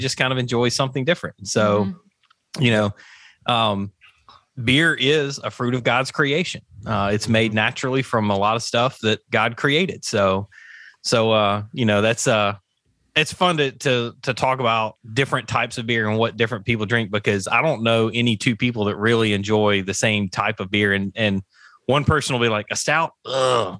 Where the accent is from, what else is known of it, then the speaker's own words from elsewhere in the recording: the South, United States; I'm from the South.